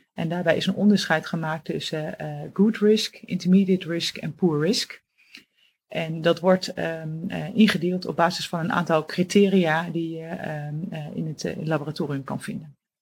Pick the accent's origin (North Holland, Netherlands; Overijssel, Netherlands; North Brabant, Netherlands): Overijssel, Netherlands; Oldenzaal; moved away as an adult; now in Utrecht, Netherlands; Ik ben afkomstig uit het oosten van het land, uit Oldenzaal. En ben daar geboren en heb, ben daar eigenlijk ook mijn hele jeugd opgegroeid